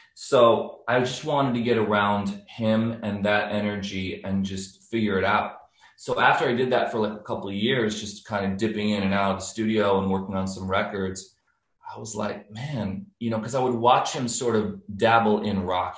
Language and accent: English; New York City, New York, United States; moved away as an adult; also born or lived in Miami / Nashville / Los Angeles; I grew up in New York